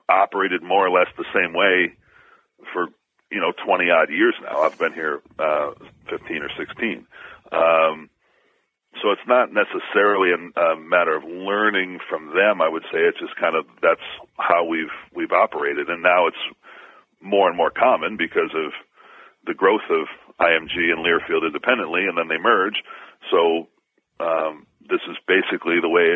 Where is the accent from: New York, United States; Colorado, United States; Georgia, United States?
New York, United States; Syracuse; it was my alma mater and my hometown